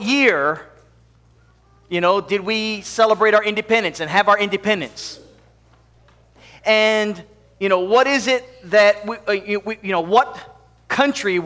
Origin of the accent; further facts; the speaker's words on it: Hawaii, United States; I grew up in Hawaii